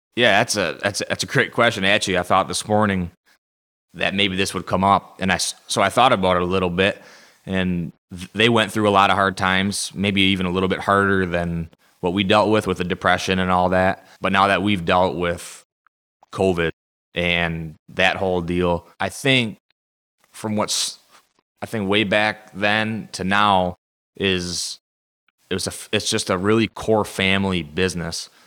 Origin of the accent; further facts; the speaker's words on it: Saginaw, Michigan, United States; born and raised in Saginaw, right here at the nursery